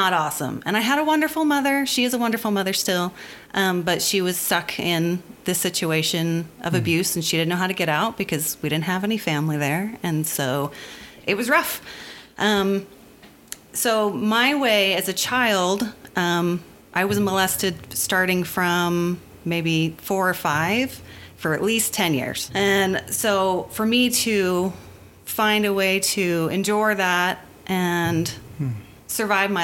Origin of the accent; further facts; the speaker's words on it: near Philadelphia, Pennsylvania, United States; now in Utah, United States; I grew up near Philadelphia, Pennsylvania. My parents moved there when I was one